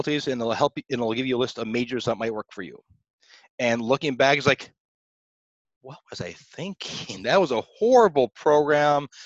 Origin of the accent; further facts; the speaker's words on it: near Cape Canaveral, Florida, United States; I grew up near Cape Canaveral, Florida